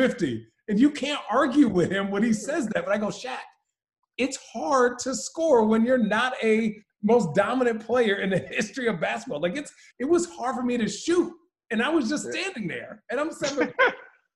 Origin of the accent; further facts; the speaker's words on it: Phoenix, Arizona, United States; I'm from Phoenix